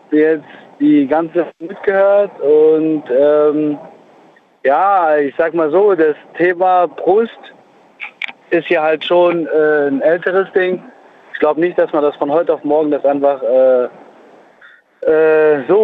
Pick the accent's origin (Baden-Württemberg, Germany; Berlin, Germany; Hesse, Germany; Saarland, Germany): Saarland, Germany; Neunkirchen; Ich komme aus Neunkirchen, Saarland.